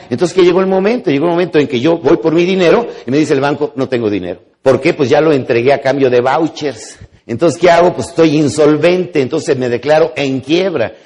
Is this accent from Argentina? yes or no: no; Mexico; los mexicanos con una sola palabra entendemos